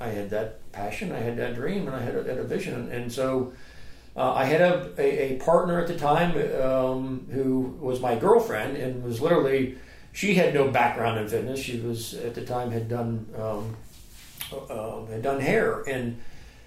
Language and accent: English; Youngstown, Ohio, United States; moved away as an adult; now in Charleston, United States; I grew up in Ohio and moved from Youngstown, Ohio